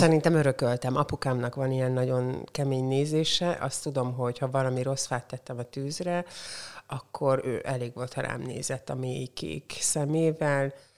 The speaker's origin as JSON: {"language": "Hungarian", "town": "Porcsalma", "region": "Szabolcs-Szatmár-Bereg", "country": "Hungary", "tie": "born or raised there", "also_born_or_lived": "Csenger / Békéscsaba", "moved": "yes", "lives_now": "Szeged, Hungary", "said": "Porcsalma, az ott van Csengertől egy 10 kilométer elévő falucska, és én ott nőttem föl"}